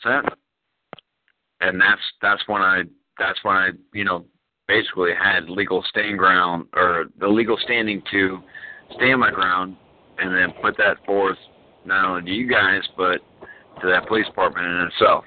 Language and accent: English; Dallas-Fort Worth area, Texas, United States; now in Florida, United States; I'm in Florida now, but I'm originally from Texas